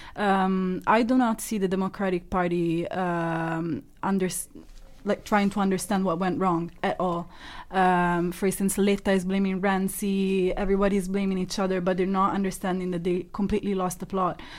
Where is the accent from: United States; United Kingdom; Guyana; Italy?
Italy; moved away; I grew up in Italy